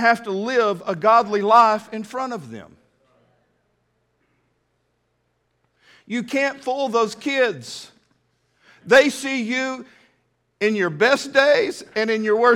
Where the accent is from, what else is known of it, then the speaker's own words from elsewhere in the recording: West Texas, United States; also born or lived in Enid, Oklahoma; now in Fort Smith, United States; I was raised in West Texas